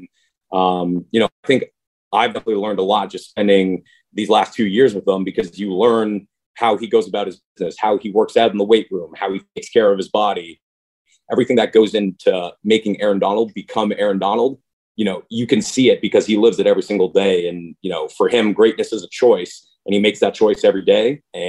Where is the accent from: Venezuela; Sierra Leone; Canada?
Canada; I'm obviously honored to represent Canada